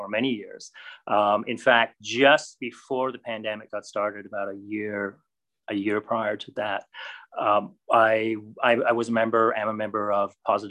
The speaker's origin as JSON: {"language": "English", "country": "Canada", "said": "as a Canadian"}